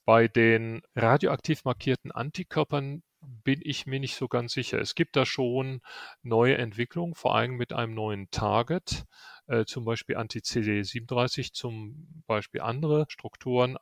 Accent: Rhineland, Germany; now in Munich, Germany; Als Rheinländer bin ich

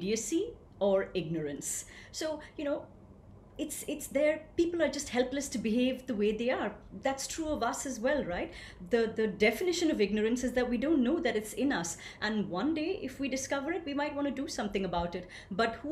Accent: India; I grew up gloriously in a small town in India. And what could be a more authentic expression of that than my unique accent?

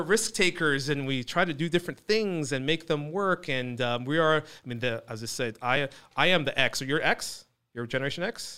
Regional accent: Fountain Valley, California, United States; also born or lived in Newport Beach / Iran (ancestry); I'm originally Iranian, but I was born and raised here

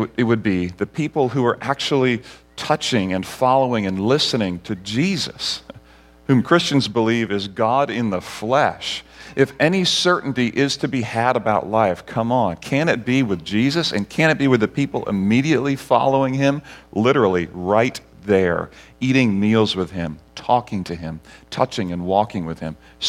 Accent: Barbados; also born or lived in Grenada; Barbados and Grenada, where I grew up as a missionary kid

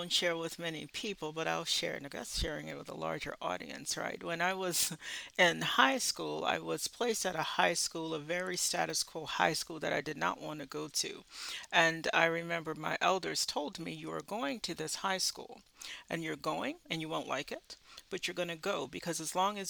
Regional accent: the South, United States; I'm from the South

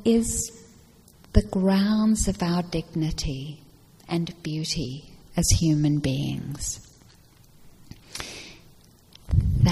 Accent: South Africa; moved away; I grew up in South Africa, and I grew up during the years of apartheid

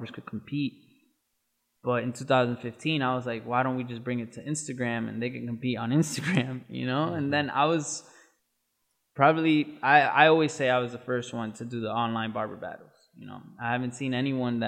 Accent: Waterbury, Connecticut, United States; I grew up in Waterbury, Connecticut

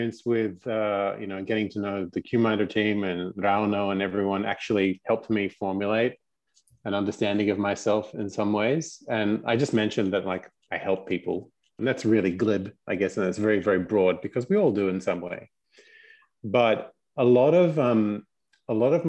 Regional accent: Australia; nominally, I'm Australian. I did grow up here

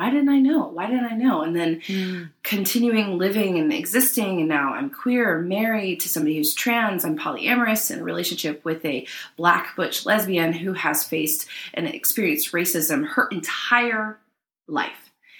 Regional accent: Northern Virginia, United States; moved away as an adult; also born or lived in New York City, United States / Washington, D.C., United States; now in Nashville, United States; I grew up in Northern Virginia, and even though it's a part of Virginia, it definitely is like a blue part of the state.

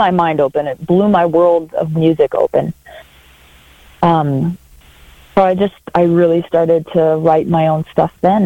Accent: Brainerd, Minnesota, United States; I was born and raised in Brainerd, Minnesota.

